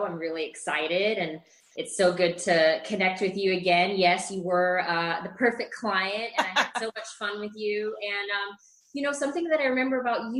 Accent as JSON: {"language": "English", "region": "Scotland", "country": "United Kingdom", "also_born_or_lived": "Middle East / Chile / New Orleans", "moved": "yes", "lives_now": "Austin, United States", "said": "But yeah, I am from Scotland. I have moved around a lot. I lived in the Middle East. I lived in Chile, in South America, in New Orleans, and I've lived in Austin for 10 years."}